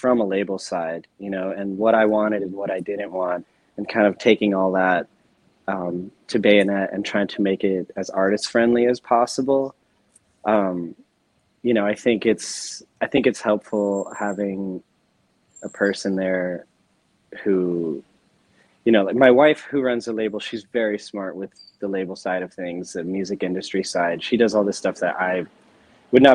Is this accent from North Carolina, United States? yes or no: yes; North Carolina, United States; now in New York, United States; I was playing in bands when I grew up in North Carolina